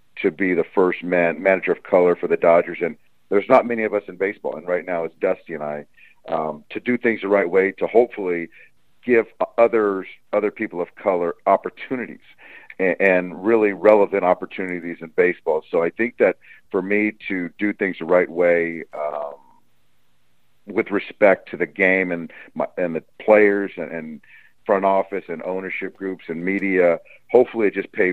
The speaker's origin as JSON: {"language": "English", "region": "Southern California", "country": "United States", "tie": "born or raised there", "said": "I'm a Southern California guy."}